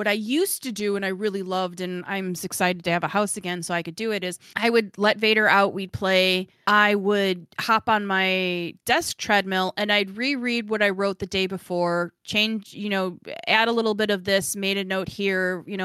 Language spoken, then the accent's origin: English; Midwest, United States; accent: Midwestern; my Midwestern